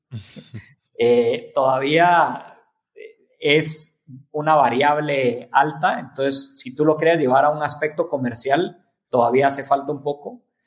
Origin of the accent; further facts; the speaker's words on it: Mexico; como mexicanos, como latinoamericanos